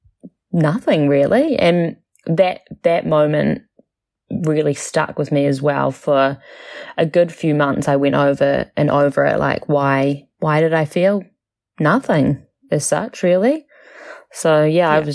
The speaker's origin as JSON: {"language": "English", "region": "Auckland", "country": "New Zealand", "tie": "born or raised there", "said": "I was born in Auckland, New Zealand, and living there with my husband Ben"}